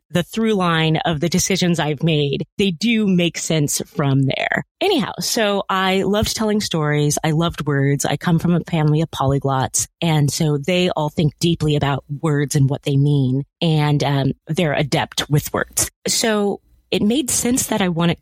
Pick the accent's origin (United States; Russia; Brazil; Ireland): United States; California; as a Black family growing up in California